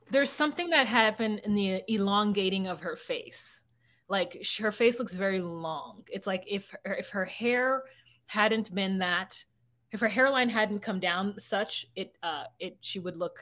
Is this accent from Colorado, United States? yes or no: no; California, United States; now in Minnesota, United States; as a Californian